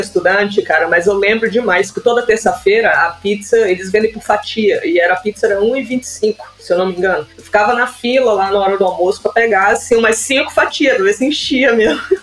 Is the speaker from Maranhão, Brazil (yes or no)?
yes; São Luís, Maranhão, Brazil; moved away as an adult; now in Canada; Eu sou de São Luís, Maranhão.